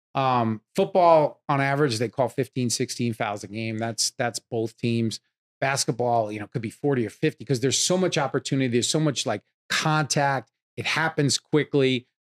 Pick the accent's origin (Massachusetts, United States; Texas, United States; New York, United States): New York, United States; Long Island; moved away as an adult; now in Los Angeles, United States; I grew up in New York, Long Island